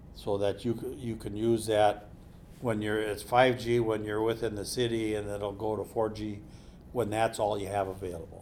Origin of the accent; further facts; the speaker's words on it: Perham, Minnesota, United States; I grew up on Little Pine